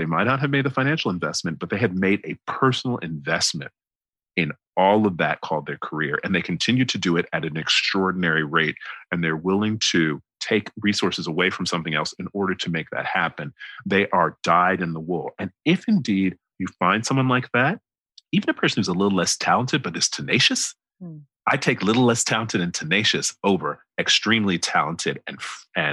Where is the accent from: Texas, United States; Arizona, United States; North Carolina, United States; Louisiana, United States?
North Carolina, United States; the American South; accent: American; moved away as an adult; now in United Kingdom; I've come from the American South